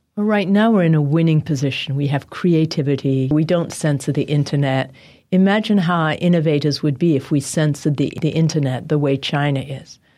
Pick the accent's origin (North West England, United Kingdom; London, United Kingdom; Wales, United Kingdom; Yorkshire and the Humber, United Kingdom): London, United Kingdom; now in United States; I was born in London and spent a lot of time in England.